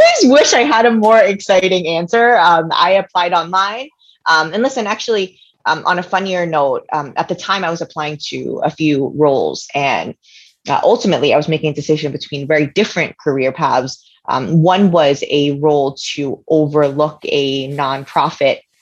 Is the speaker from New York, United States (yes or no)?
yes; New York City, New York, United States; I'm actually one of the few weirdos that were actually born and raised in New York City